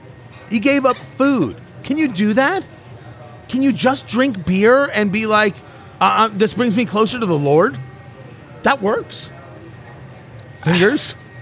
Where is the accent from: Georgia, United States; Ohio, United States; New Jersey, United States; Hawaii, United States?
New Jersey, United States; You know, I grew up Jewish. I am Jewish. And I grew up in Jersey, and it's not like it was just a sea of Hebrews, right?